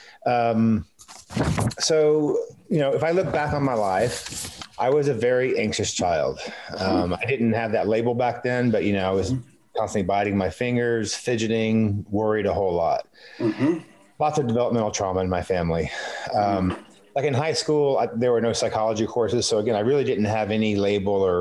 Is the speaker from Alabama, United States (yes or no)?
no; Texas, United States; I'm from Texas